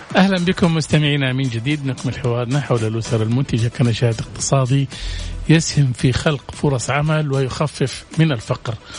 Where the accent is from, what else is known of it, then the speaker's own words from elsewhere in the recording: Saudi Arabia; احنا عندنا في السعوديه